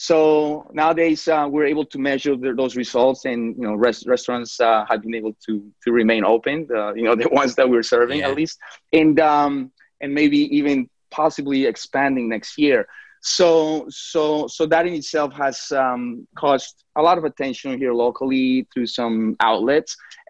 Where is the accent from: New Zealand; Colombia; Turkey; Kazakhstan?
Colombia; now in New York, United States; I remember that when I came from Colombia to New York, my mother was a waitress.